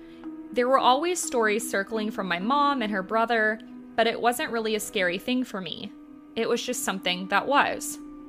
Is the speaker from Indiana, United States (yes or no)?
yes; Terre Haute, Indiana, United States; I grew up in Terre Haute, Indiana, in a haunted house.